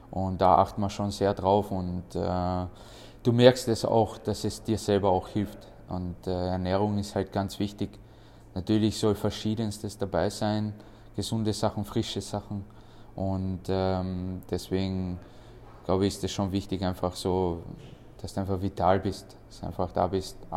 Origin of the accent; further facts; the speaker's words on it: Austria; Äh ja, meine Familie kommt aus Bosnien. Ich bin hier komplett aufgewachsen in Österreich. Ich habe auch selber die österreichische Mentalität.